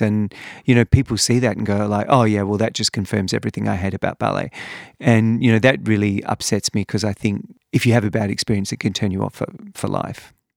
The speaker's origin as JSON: {"language": "English", "town": "Perth", "region": "Western Australia", "country": "Australia", "tie": "born or raised there", "said": "I grew up in Perth"}